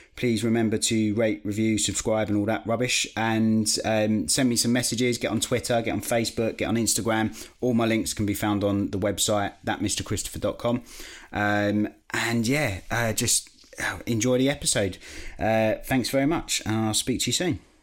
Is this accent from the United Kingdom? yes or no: yes; Basildon, East of England, United Kingdom; I'm from Basildon in Essex